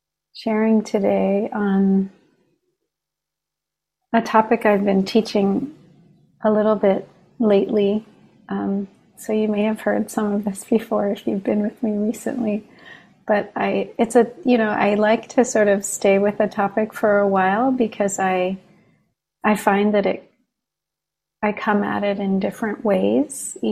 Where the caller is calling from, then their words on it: Long Island, New York, United States; I'm calling in from Long Island, the land of Munsee, Lenape, and Merrick peoples.